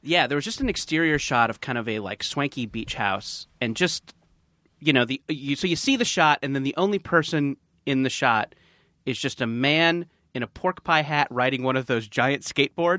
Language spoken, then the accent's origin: English; Orange County, California, United States; we are from Orange County